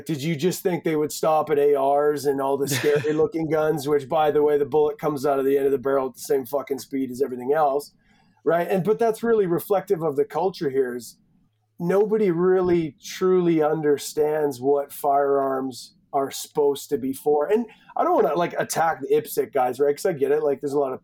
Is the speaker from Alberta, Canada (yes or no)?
yes; Edmonton, Alberta, Canada; I was born in Edmonton, lived there for I think 11 years, and then kind of just been a gypsy around rural central Alberta